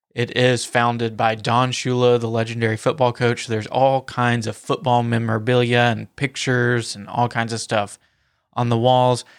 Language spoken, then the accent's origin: English; the South, United States; accent: Southern; my Southern accent